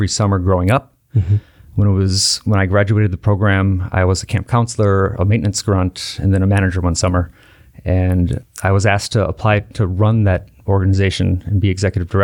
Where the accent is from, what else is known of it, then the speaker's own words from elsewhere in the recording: Wauwatosa, Wisconsin, United States; also born or lived in West Allis, Wisconsin / Milwaukee, Wisconsin; I grew up in Wauwatosa, born at West Allis Memorial, not too far away from the 11th Aldermanic District